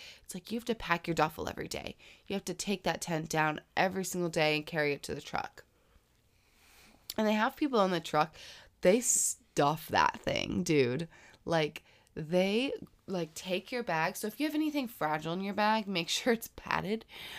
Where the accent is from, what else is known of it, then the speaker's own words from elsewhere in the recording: Florida, United States; Because I'm from Florida, right?